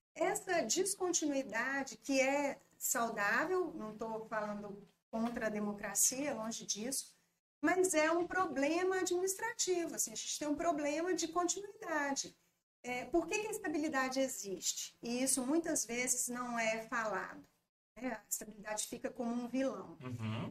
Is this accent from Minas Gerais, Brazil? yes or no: yes; Governador Valadares, Minas Gerais, Brazil; also born or lived in Belo Horizonte; sou daqui de Valadares, mas tinha morado em, em BH durante quatro anos, na época do ensino médio